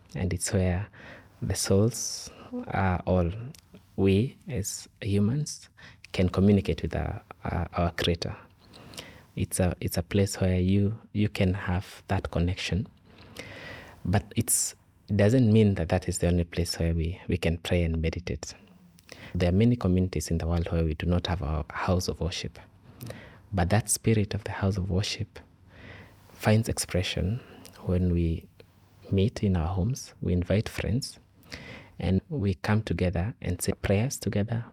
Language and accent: English; Kenya; I come from Kenya